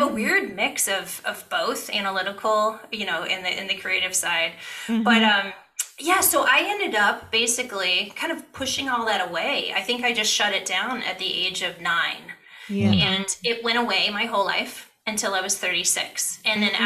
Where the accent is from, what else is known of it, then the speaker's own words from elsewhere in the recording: Ohio, United States; I grew up in Ohio.